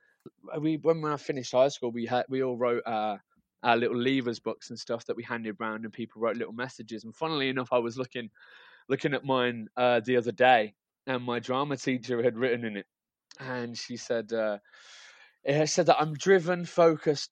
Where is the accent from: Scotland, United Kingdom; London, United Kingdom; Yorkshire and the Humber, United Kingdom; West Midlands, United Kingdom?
West Midlands, United Kingdom; Birmingham; moved away; I'm from Birmingham, but I'm living back in Birmingham now again